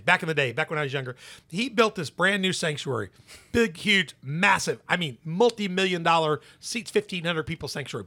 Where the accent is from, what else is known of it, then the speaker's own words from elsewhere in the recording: Memphis, Tennessee, United States; I'm from Memphis